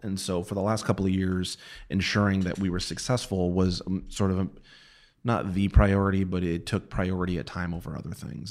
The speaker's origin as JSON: {"language": "English", "region": "New Mexico", "country": "United States", "tie": "born or raised there", "moved": "yes", "said": "I'm from New Mexico. I am, I am from a state Uh, you know, when I was a kid, we were always forty-ninth"}